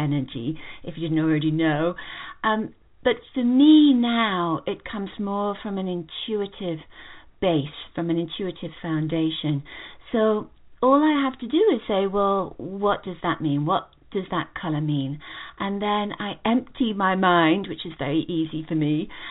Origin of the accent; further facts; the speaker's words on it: England, United Kingdom; moved away as an adult; now in United States; I come from England originally.